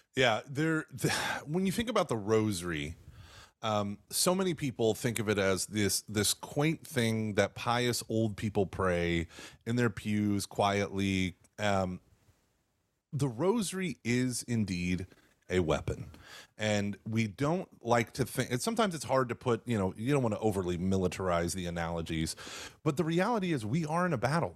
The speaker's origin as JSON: {"language": "English", "region": "Texas", "country": "United States", "tie": "born or raised there", "also_born_or_lived": "Oklahoma", "said": "I was born in Oklahoma, and then we've lived here in Texas."}